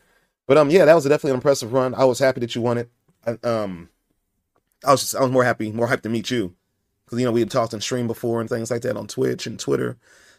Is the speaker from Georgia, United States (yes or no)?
no; Fresno, California, United States; You messed around and won my hometown, man. I'm from Fresno, man.